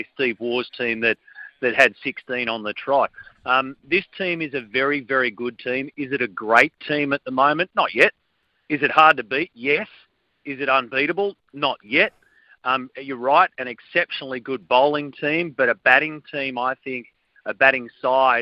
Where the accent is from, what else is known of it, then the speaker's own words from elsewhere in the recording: Australia; as in Australian fans